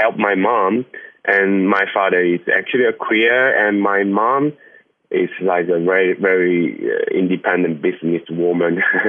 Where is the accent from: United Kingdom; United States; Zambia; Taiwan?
Taiwan; Dongshi, Taichung; accent: mountainside Hakka; English is a second language; I come from Taichung, and it's in Dongshi. It's like a really small village.And they speak a different kind of Hakka language. It's like more mountainside Hakka. Yeah, it's like very few people speak the same accent